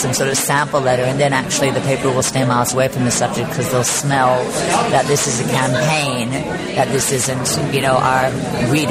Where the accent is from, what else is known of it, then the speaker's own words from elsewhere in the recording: Australia; moved away as an adult; now in United States; I grew up in Australia